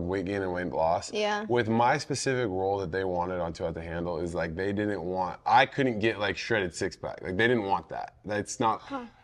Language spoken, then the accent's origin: English; Seattle, Washington, United States; I'm from Seattle